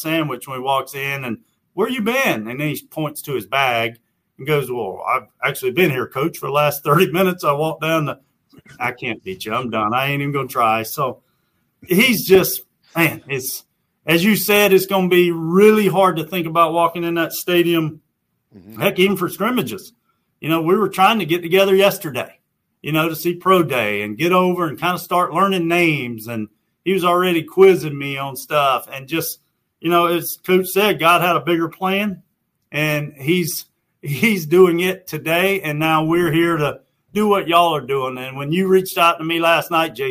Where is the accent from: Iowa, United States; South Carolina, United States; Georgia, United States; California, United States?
South Carolina, United States; Newberry County; I grew up in Newberry County